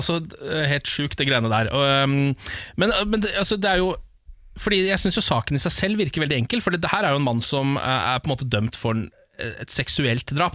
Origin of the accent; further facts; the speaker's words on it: Moss, Østfold, Norway; moved away; Moss i helgen, min hjemby